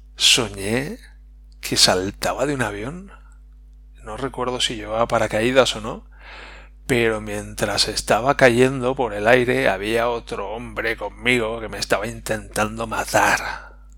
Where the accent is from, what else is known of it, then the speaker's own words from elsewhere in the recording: Spain; como españoles